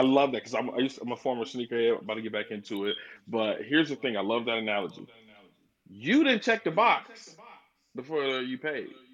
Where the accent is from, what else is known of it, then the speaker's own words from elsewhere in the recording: Flint, Michigan, United States; now in Dallas, United States; born and raised in Flint, Michigan, and, and now I'm down here in the DFW or the Metroplex is what they call it down here in Dallas.